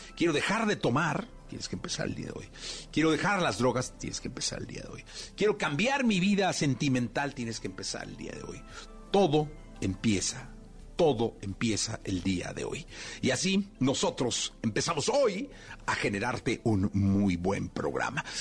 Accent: Guadalajara, Jalisco, Mexico; soy de Guadalajara

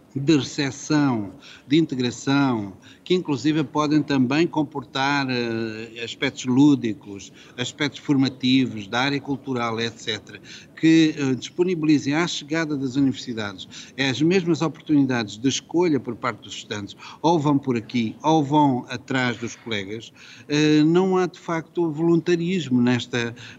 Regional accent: Coimbra, Centro, Portugal; also born or lived in Lisbon; Eu, por acaso, sou de Coimbra e conheço bem Coimbra

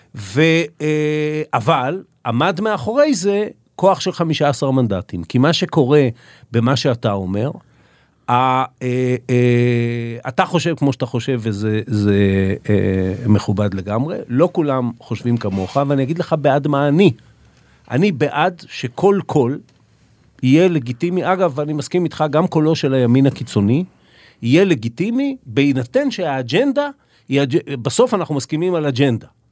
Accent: Israel; אנחנו שנולדנו פה, כמו שאתה אומר, שאנחנו מהמקום הזה ואנחנו גדלנו בתוכו

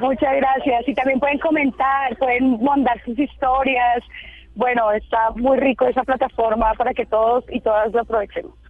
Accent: Colombia; moved away as an adult; also born or lived in South Africa; de dónde eres, de Colombia

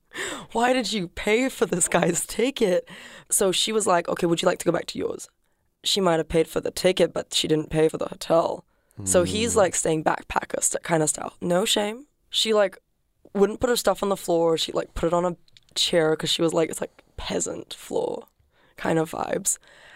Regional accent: Singapore; I am from Singapore.

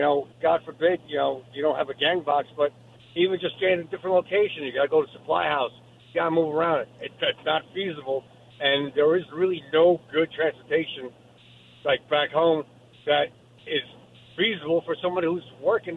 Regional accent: East Coast, United States; also born or lived in New York; now in Simi Valley, United States; I'm from the East Coast, so trains were cool because we, you know, we worked in Manhattan or you know on the island

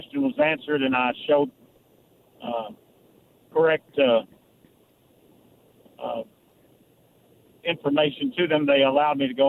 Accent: Kentucky, United States; now in Simpsonville, United States; I'm moving from Simpsonville back to my home state of Kentucky.

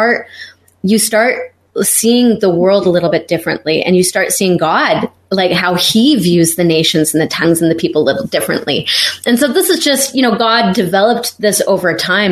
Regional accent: Canada; moved away as an adult; also born or lived in Israel / Eastern Europe; now in Germany; I'm originally from Canada. I've been living the last 13, 14 years in Europe

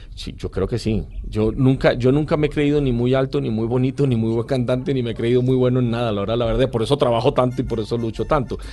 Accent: Barranquilla, Atlántico, Colombia; yo siempre digo soy barranquillero

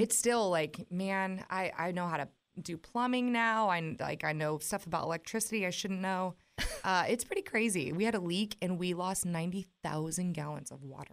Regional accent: West Coast, United States; moved away as an adult; now in Nashville, United States; I'm from the West Coast

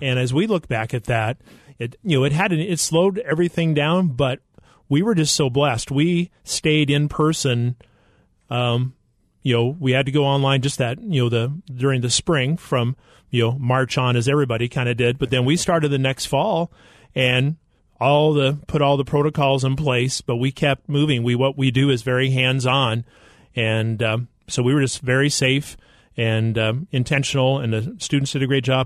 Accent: Idaho, United States; moved away as an adult; also born or lived in Arkansas; grew up in Idaho on a potato farm

